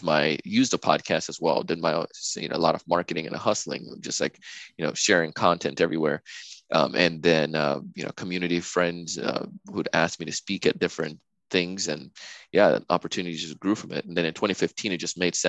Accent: Jamaica; now in United States; when I grew up in Jamaica as a kid

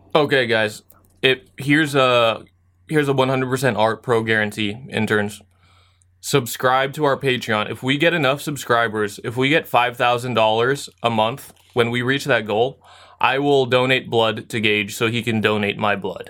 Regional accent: Philippines

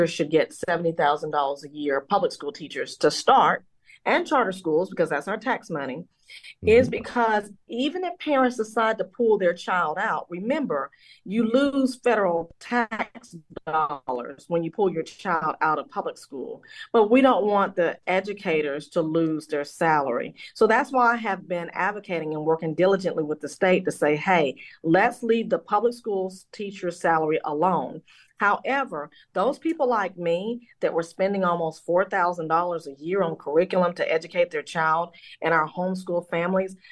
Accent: Gilmer, Texas, United States; now in Nashville, United States; I'm from Gilmer, Texas, Gilmer High School

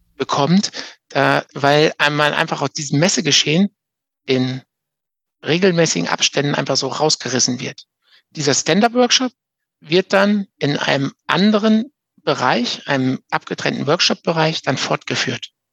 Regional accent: Münsterland, North Rhine-Westphalia, Germany; hier in, in NRW zumindest, bei uns im Münsterland

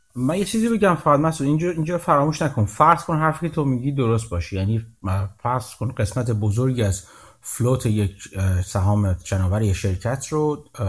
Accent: Iran; now in Canada; من ایرانی خارج از ایران هستم

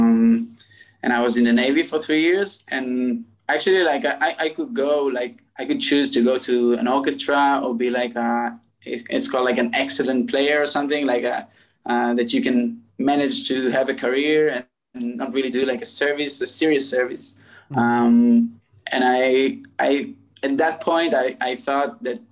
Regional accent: Tel Aviv, Tel Aviv District, Israel; I was born in Tel Aviv.

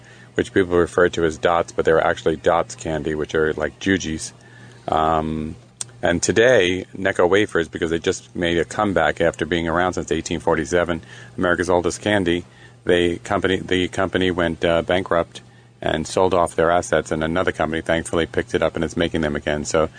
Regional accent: New York City, New York, United States; now in Wilton Manors, United States; I'm from Brooklyn

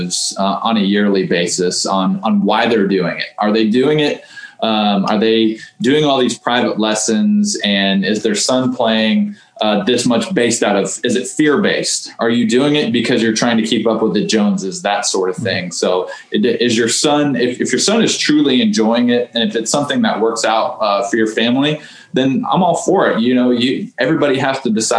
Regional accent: Houston, Texas, United States; growing up in Houston

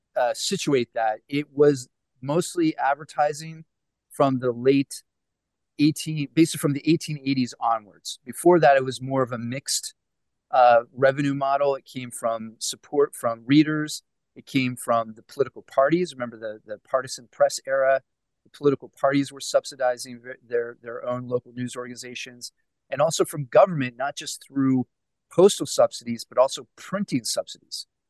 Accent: Pittsburgh, Pennsylvania, United States; I'm originally from Pittsburgh

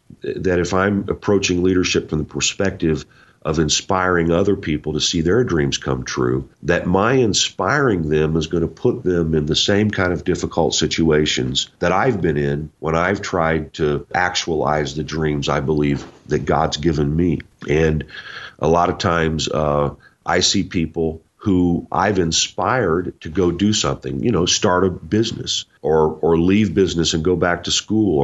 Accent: Indiana, United States; moved away; I'm originally from Indiana

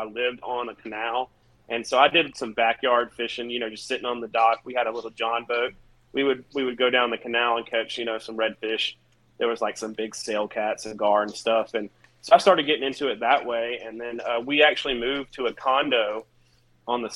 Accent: North Carolina, United States; moved away; I'm from North Carolina. I moved here like 15 years ago.

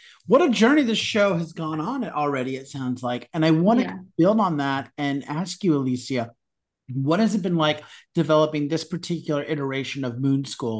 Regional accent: Utah, United States; I'm from Utah.

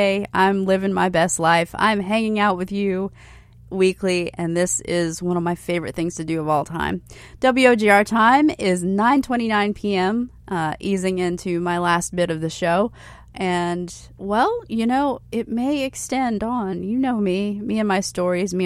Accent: Hilton Head Island, South Carolina, United States; I grew up in Hilton Head.

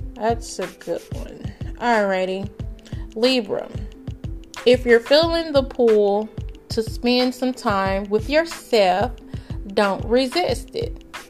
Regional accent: Greenville, Texas, United States; this is Greenville, Texas, um, my hometown

